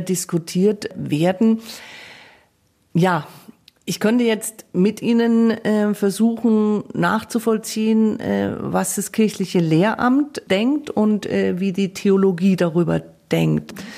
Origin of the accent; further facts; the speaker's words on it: Coburg, Bavaria, Germany; ich bin ja komme ja gebürtig aus Coburg, also Erzbistum Bamberg